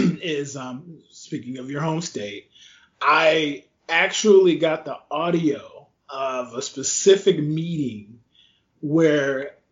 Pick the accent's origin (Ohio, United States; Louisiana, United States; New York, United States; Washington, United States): Louisiana, United States; my home state, Louisiana